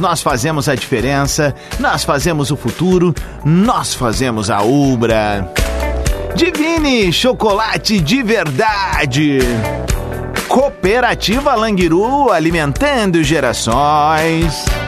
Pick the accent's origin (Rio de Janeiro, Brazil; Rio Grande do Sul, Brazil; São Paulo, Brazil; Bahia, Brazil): Rio Grande do Sul, Brazil; Viamão; minha infância em Viamão